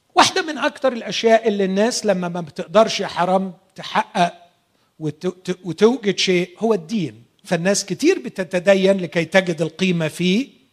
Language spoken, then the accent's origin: Arabic; Egypt; عندنا في مصر